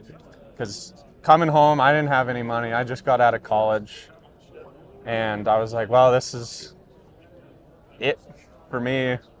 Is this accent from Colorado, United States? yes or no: no; Moore, Montana, United States; ended up in Moore in the 80s. So we've been there since the 80s. So I've born and raised in Moore.